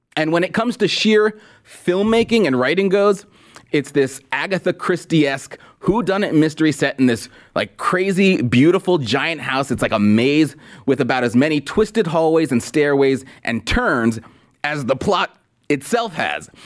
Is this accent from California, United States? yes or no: yes; Los Angeles, California, United States; as an L A kid